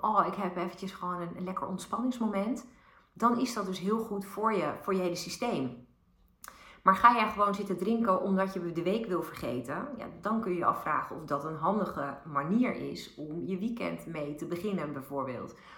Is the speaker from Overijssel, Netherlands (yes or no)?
no; Bilthoven, Utrecht, Netherlands; ik ben opgegroeid in Beeldhoven bij de Julianenlaan En dat is heel dicht bij het spoor, uh, het, het, treinspoor tussen Den Dolder en Utrecht